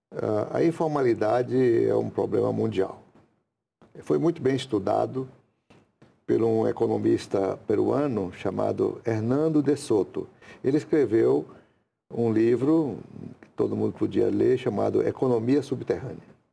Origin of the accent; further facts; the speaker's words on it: Goiás, Tocantins, Brazil; moved away as an adult; also born or lived in Rondônia; Eu mesmo sou aqui do estado de Goiás, Tocantins, fui para lá